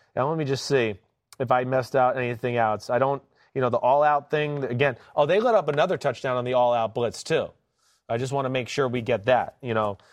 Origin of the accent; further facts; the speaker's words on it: New Jersey, United States; I'm from Jersey